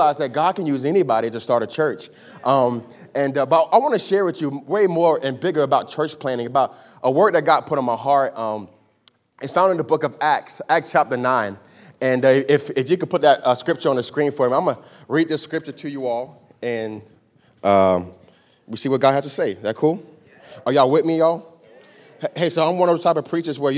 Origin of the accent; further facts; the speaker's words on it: Miami, Florida, United States; I'm from Miami, Florida. I was born and raised in Miami, Florida